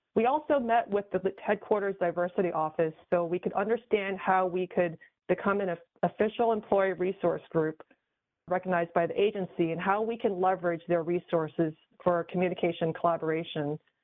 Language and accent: English; New York, United States; born or raised there; moved away as an adult; also born or lived in Taiwan; now in San Francisco Bay Area, United States